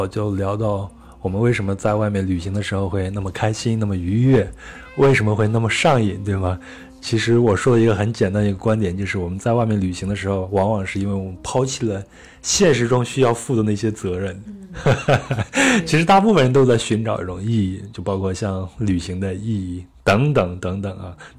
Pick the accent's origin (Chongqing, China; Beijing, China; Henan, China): Henan, China; 想起来我小时候，因为我小时候是在河南农村生活的，那我们冬天的时候没有暖气